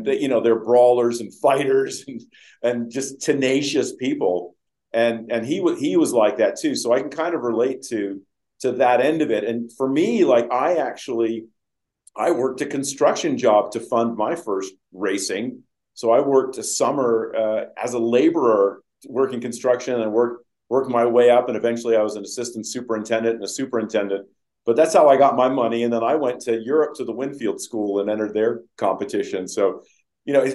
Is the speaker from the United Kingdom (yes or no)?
yes; England, United Kingdom; moved away; when I grew up in England